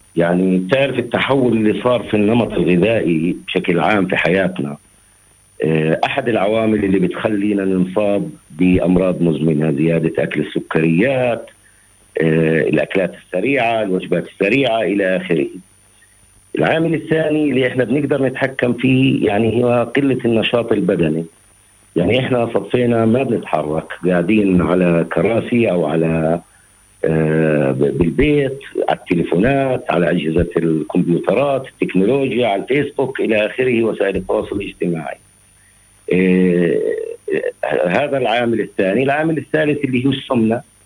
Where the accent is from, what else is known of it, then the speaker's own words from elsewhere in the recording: Palestine; عندنا في فلسطين